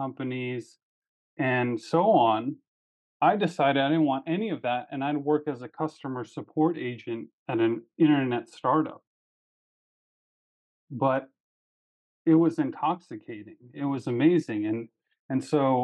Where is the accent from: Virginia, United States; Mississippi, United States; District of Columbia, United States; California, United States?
District of Columbia, United States; Washington; I grew up in Washington, D.C. area.